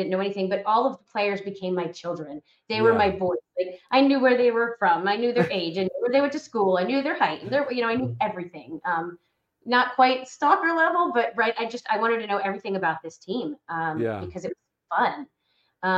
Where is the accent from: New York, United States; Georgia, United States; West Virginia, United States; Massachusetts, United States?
Georgia, United States; Atlanta; I grew up in the Atlanta area. I've been here and my parents moved here since I was one